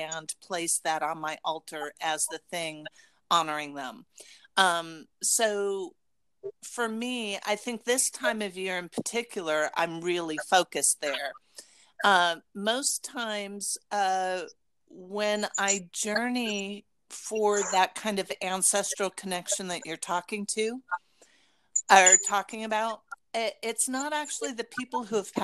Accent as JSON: {"language": "English", "town": "Las Vegas", "region": "Nevada", "country": "United States", "tie": "born or raised there", "said": "when I grew up in Las Vegas"}